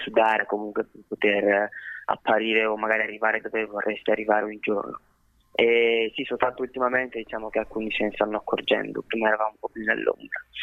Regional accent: Seriate, Lombardy, Italy; now in Milan, Italy; Sono nato in Italia, sono nato a Bergamo, Seriate, ok, provincia di Bergamo, e uh, all'età di 21 anni Okay, mi, sono mi sono trasferito, a Milano

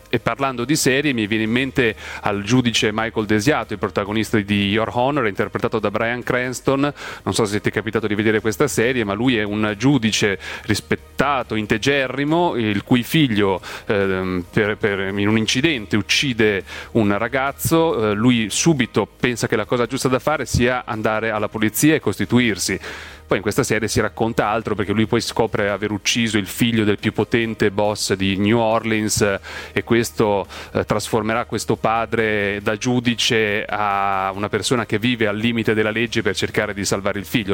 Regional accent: province of Ferrara, Emilia-Romagna, Italy; moved away as an adult; now in Milan, Italy; Sono nato in provincia di Ferrara, sono cresciuto in un paese de... Eh, vicino a Ferrara, mi sento ferrarese

